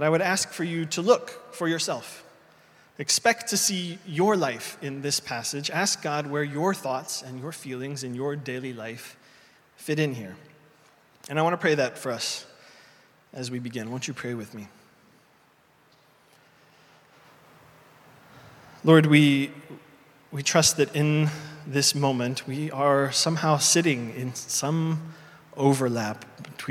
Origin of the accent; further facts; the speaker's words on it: Indiana, United States; moved away; a street in my hometown in Indiana